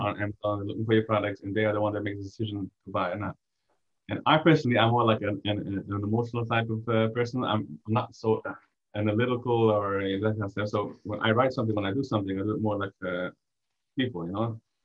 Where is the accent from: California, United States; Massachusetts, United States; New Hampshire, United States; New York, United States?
New York, United States; I'm originally from uh, New York